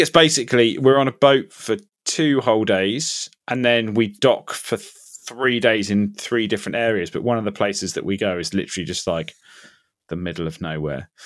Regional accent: Ipswich, East of England, United Kingdom; moved away; I have moved back to my hometown, uh, temporarily of, uh, Ipswich in Suffolk.

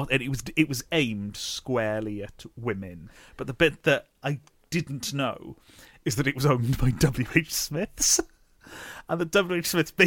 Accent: Neath, Wales, United Kingdom; born or raised there

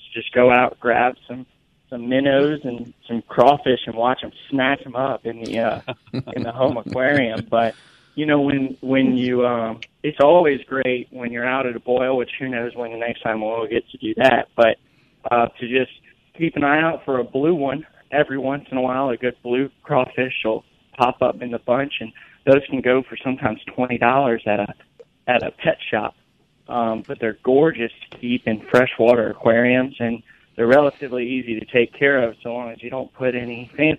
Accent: South Louisiana, United States; now in Jackson, United States; I grew up in South Louisiana

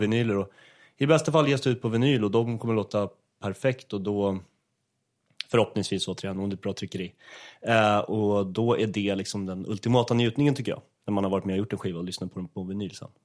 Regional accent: Åkersberga, Stockholm County, Sweden; fritidsgården i Åkersberga där jag är uppvuxen

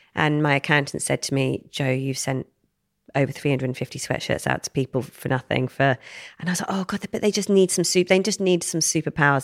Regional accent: Wem, West Midlands, United Kingdom; I grew up in Shropshire, little town near Shrewsbury called Wem

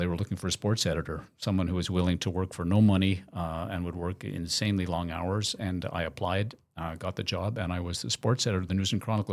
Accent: Montreal, Quebec, Canada; as a kid growing up in Montreal

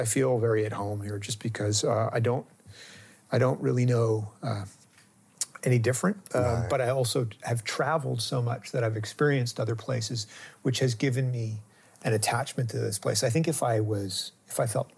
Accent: Lunenburg, Nova Scotia, Canada; also born or lived in Halifax, Nova Scotia / Berwick, Nova Scotia / Mahone Bay, Nova Scotia; I grew up in Lunenburg, Nova Scotia, from the age of 4 till I was 12. And then we moved to Halifax, to the suburbs, to Clayton Park

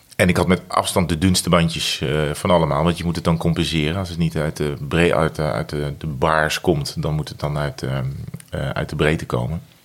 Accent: Netherlands; als Nederlander

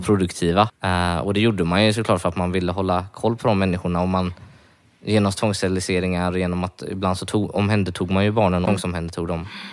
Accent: Varberg, Halland County, Sweden; jag kommer från Varberg

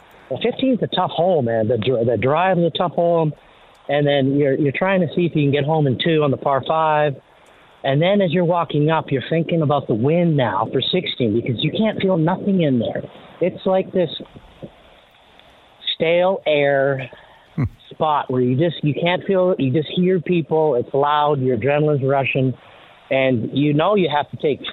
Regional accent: Canada; growing up in Canada

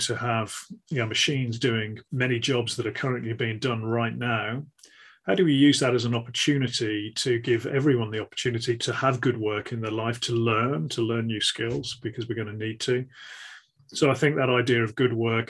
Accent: the Midlands, England, United Kingdom; a lad growing up in the Midlands in England

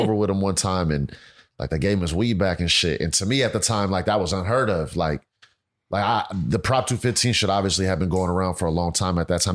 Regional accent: Pittsburg, California, United States; I'm born and raised in Pittsburgh, California. It's about, uh, twenty miles east of Oakland

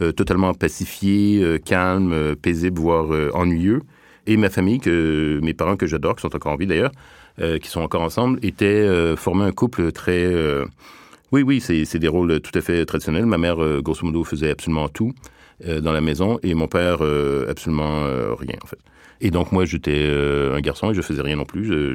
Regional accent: Montreal, Quebec, Canada; je viens du Québec, donc euh, de la banlieue de Montréal

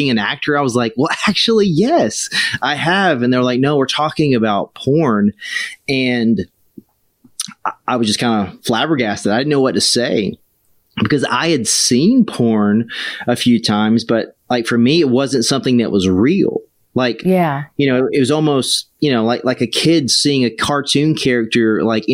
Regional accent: South Carolina, United States; moved away as an adult; also born or lived in Hollywood; I grew up in South Carolina

